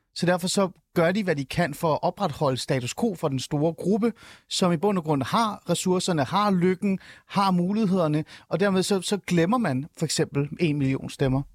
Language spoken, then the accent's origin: Danish; Denmark